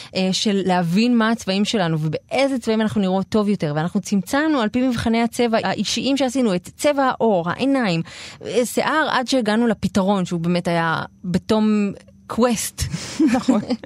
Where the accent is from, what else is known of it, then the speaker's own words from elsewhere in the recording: Israel; בשעריים, שזו השכונה שאני גדלתי בה